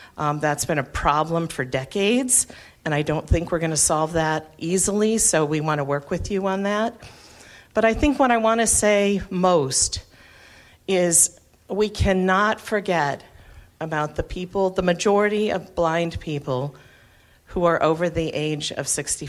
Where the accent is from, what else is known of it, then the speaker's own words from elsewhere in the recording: Massachusetts, United States; I am so happy that I am from Massachusetts, because we do not have order of selection.